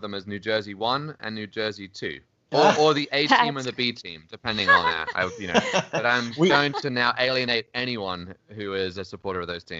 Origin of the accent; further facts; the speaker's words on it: Cambridge, East of England, United Kingdom; accent: Cambridge English; also born or lived in Singapore / Greece / London; now in New York, United States; years in Singapore, 6 years in Greece, and then back to Cambridge in England, which is probably what my accent mostly is, and then London, and then obviously I've been in New York for about 12 years now.